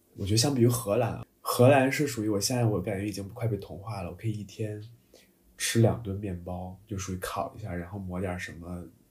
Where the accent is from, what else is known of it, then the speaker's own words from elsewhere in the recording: China; moved away; also born or lived in Toulouse; 在我国的某些一些南方城市，比如说上海啊什么